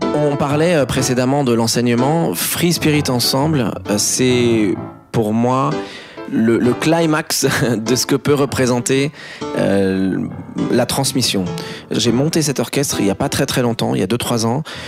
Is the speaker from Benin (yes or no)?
no; France; on est français